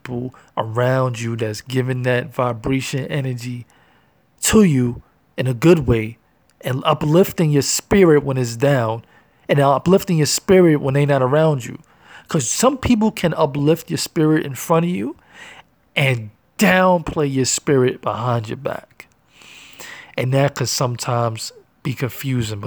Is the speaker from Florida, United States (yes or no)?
no; New York City, New York, United States; I'm from Harlem, New York, feel me? Born and raised